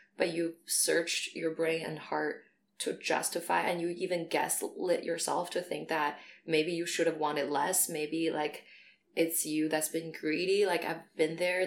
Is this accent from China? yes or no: yes; China; moved away as an adult; I grew up in China until I was 18